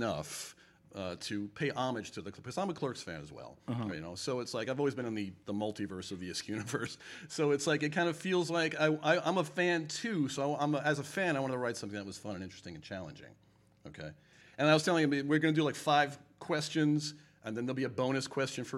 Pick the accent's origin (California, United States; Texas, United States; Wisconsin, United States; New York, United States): New York, United States; Long Island; I'm from Long Island